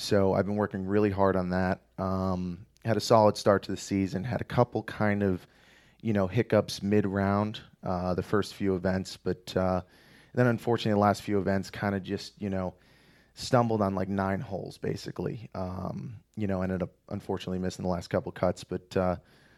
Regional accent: DuPont, Pennsylvania, United States; So I grew up in a very small town just outside of Scranton, PA, called DuPont.

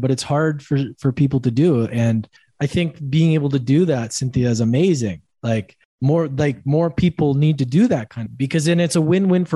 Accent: Canada; moved away

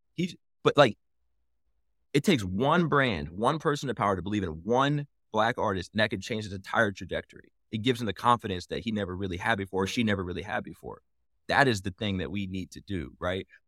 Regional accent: Indianapolis, Indiana, United States; I'm from Indianapolis, hometown, like, something near and dear to my heart

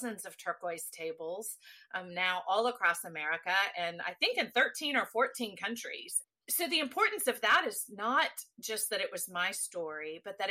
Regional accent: Texas, United States; I am a native Texan

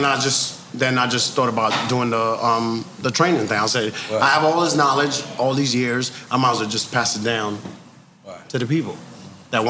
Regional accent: New York City, New York, United States; I live in New York. I grew up in Queens, but I was living Wall Street that time

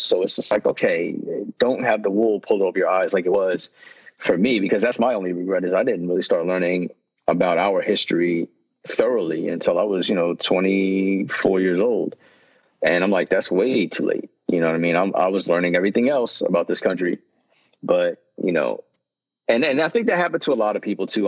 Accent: Yonkers, New York, United States; moved away; also born or lived in Mount Vernon, New York / North Carolina; where I grew up in Yonkers

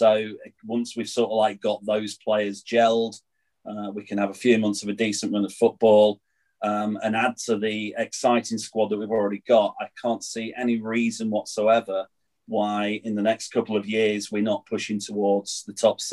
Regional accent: Nottingham, East Midlands, United Kingdom; now in Ossett, United Kingdom; Originally, I'm from Nottingham

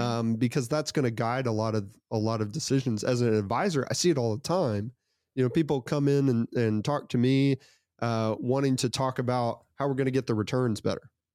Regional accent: United States; I was born in the United States of America

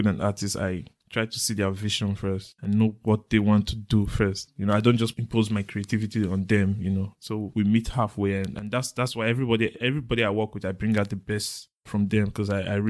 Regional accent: Edo, Nigeria; Yeah, I was born in Edo State, family of three, the eldest and the only boy, raised by my mom, lost my dad in 92.

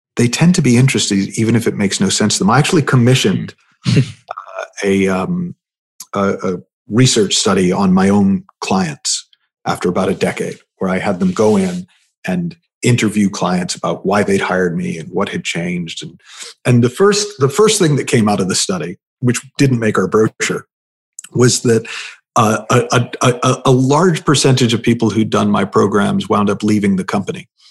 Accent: United States; also born or lived in United Kingdom; I'm the American

